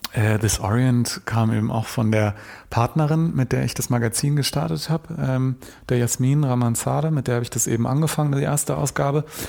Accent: Germany; wir sind im Westen groß geworden, wir sind hier geboren

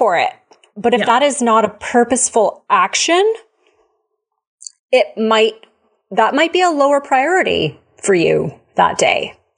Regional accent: Canada; We're Canadian. I live up in the, like, near the mountains.

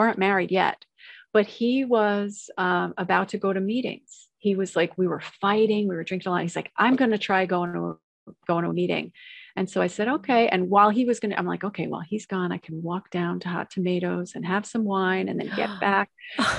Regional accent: Long Island, New York, United States; when I was a kid growing up on Long Island

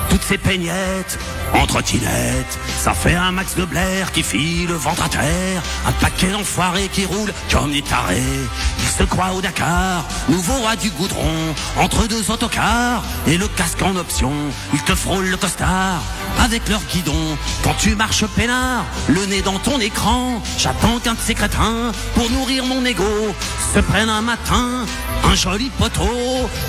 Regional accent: Switzerland; Maman, je suis suisse, moi je suis neutre

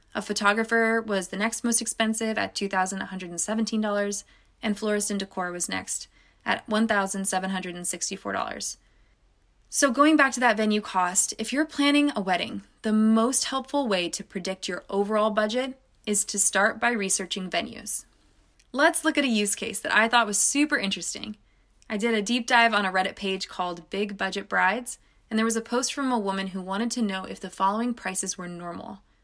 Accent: California, United States; California, my home state

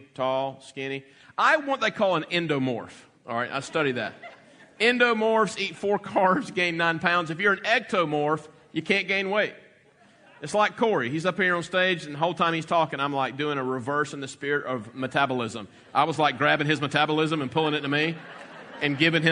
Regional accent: the South, United States; growing up in the South

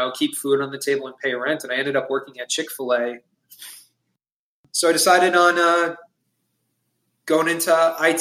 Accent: Long Island, New York, United States; moved away as an adult; now in North Carolina, United States; my wife and I, we're both originally from Long Island, New York, and we had moved to North Carolina about a little over 2 years ago

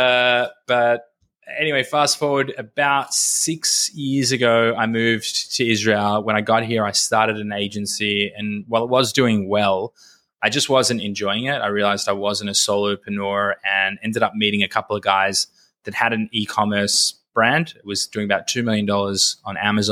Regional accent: Australia; accent: Australian; moved away; also born or lived in Los Angeles, United States; hopefully my Australian accent is still there. I grew up in Australia

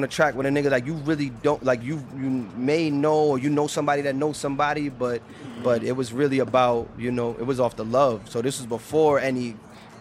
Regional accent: Boston, Massachusetts, United States; I'm from the South End

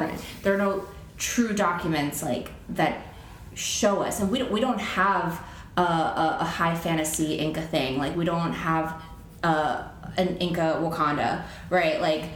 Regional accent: Ecuador; now in United States; I am from Ecuador

